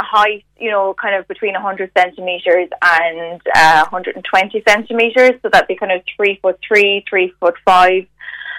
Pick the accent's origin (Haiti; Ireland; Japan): Ireland; Limerick, Munster; Well, I'm actually from Limerick